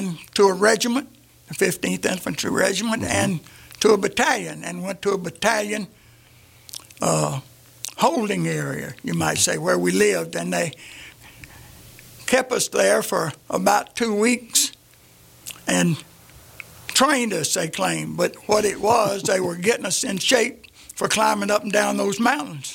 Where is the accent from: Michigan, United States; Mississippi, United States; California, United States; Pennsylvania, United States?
Mississippi, United States; Jackson; also born or lived in Clovis, New Mexico; I was raised there